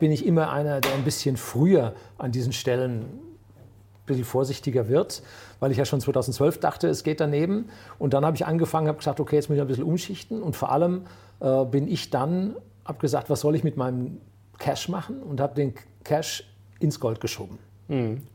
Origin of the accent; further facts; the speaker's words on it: Germany; bei uns in Deutschland